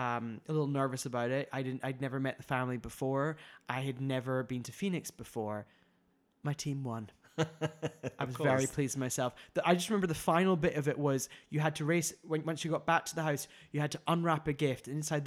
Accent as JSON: {"language": "English", "country": "United Kingdom", "moved": "yes", "said": "as a British person"}